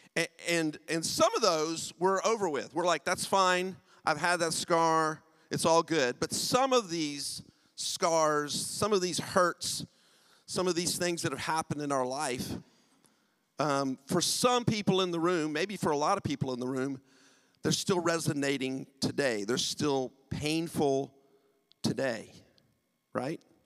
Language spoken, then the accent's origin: English; United States; accent: American; moved away as an adult; also born or lived in United Kingdom; now in St Albans, United Kingdom; I'm from the U.S. My wife and I moved to the U.K. 23 years ago. Haven't lost the accent at all